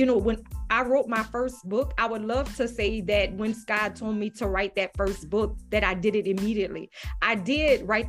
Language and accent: English; Louisiana, United States; I'm from Louisiana